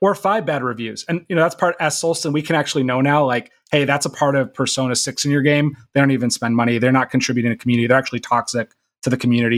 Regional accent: Minnesota, United States; I'm from Minnesota

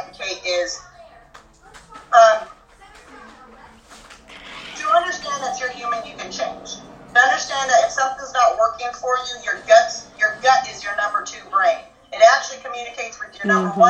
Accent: Idaho, United States; I grew up in Idaho. I grew up on a farm where we raised all of our own meat

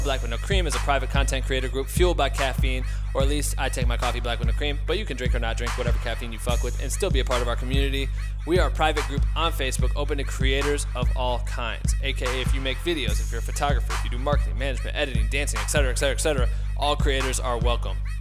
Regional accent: Iowa, United States; now in Los Angeles, United States; Andrew and I grew up together in Iowa and have both ended up out in Los Angeles

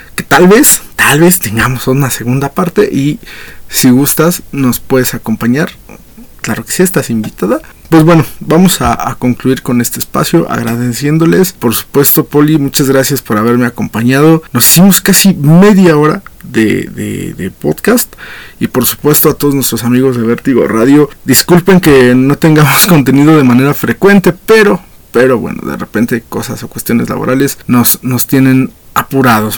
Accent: Mexico; lo que somos como mexicanos

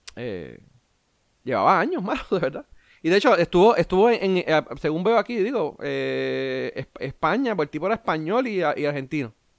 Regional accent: Puerto Rico; yo como boricua

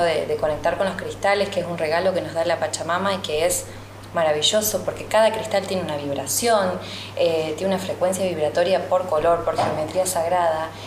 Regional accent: Sunchales, Santa Fe, Argentina; yo crecí en Sunchales

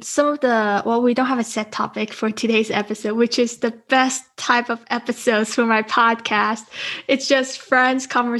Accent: Las Vegas, Nevada, United States; because he's from New York City and I'm from Las Vegas.

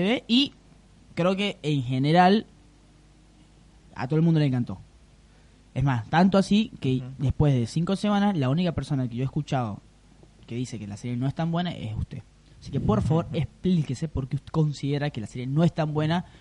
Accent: Venezuela; yo vengo de Venezuela.

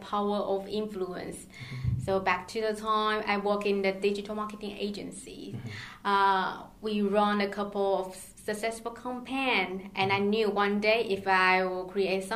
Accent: Taiwan; moved away; I originally from Taiwan and I grew up there.

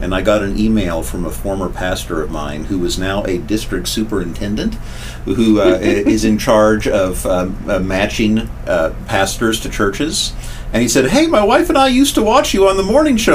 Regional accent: Wichita, Kansas, United States; moved away as an adult; I was in my hometown, which I loved dearly, in my Wichita, Kansas

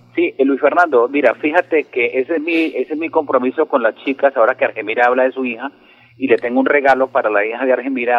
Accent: Girón, Santander, Colombia; Salimos del Colegio Serrano Manuel de Girón

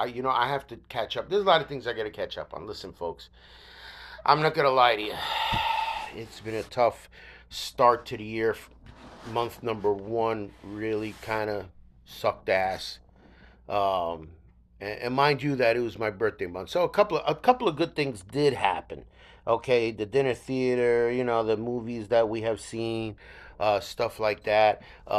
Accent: New York, United States; You know that as a New Yorker, I'm really not into it.

